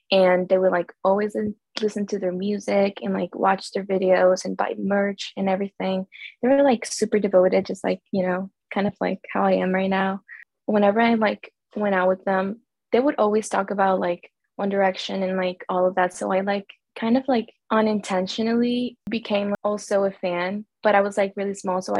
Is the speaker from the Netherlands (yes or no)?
no; El Salvador; now in United States; I'm from El Salvador, but I live